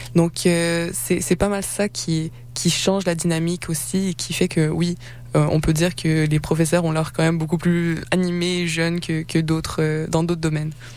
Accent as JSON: {"language": "French", "region": "Quebec", "country": "Canada", "tie": "born or raised there", "said": "même avec mon accent, ça reste que je suis née au Québec, j'ai passé ma vie ici"}